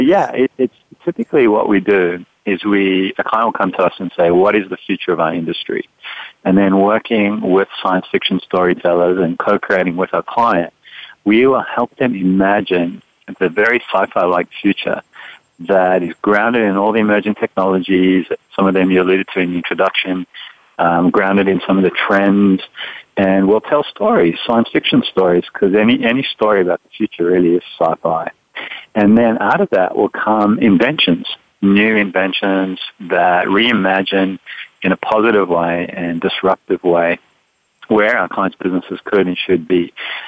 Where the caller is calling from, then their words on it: San Francisco, California, United States; I am up in San Francisco.